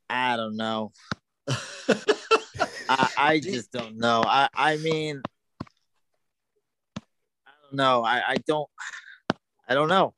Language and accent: English; New York, United States; I grew up in New York